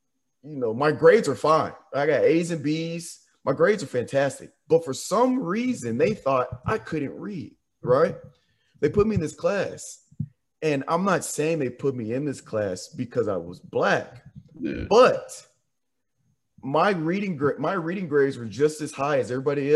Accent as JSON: {"language": "English", "town": "Nashville", "region": "Tennessee", "country": "United States", "tie": "born or raised there", "also_born_or_lived": "Jackson, Tennessee", "said": "I'm from Nashville and I'm from Williamson County"}